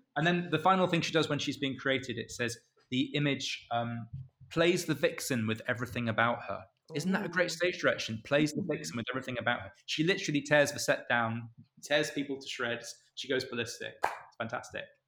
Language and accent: English; Canterbury, South East England, United Kingdom; I'm I'm from Canterbury